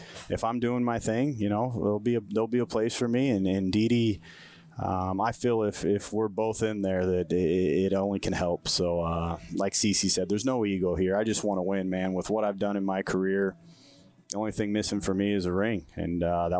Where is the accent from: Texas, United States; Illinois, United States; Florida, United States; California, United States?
California, United States; Bay Area; also born or lived in Oakland / San Jose; I moved around. I think living in that Bay Area, my parents not having too much money. We were moving around a lot, so a lot of different. So we were renting everywhere. So I was anywhere from Oakland to San Jose, really. So lived in a lot of different places.